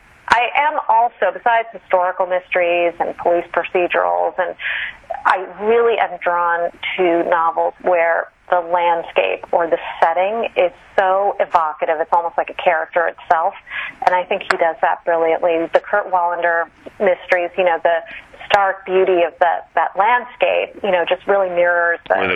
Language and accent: English; Kolkata, West Bengal, India; born there; I was born there, actually, but my parents had been living here in the U.S. in San Francisco.